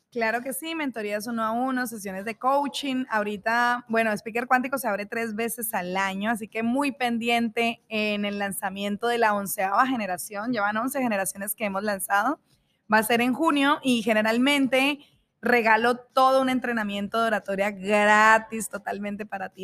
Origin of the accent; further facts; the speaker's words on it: Colombia; now in Mexico; Yo soy colombiana, vivo en México